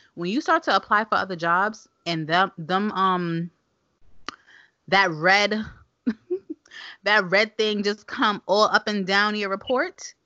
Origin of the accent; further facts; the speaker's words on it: New York City, New York, United States; We live, we live in Clinton Hill. I grew up in Clinton Hill, and you know we have stoop kids.